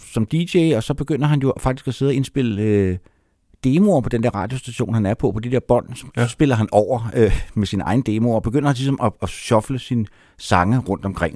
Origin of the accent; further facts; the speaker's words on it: Copenhagen, Capital Region of Denmark, Denmark; jeg kommer fra København, og var en københavnersnude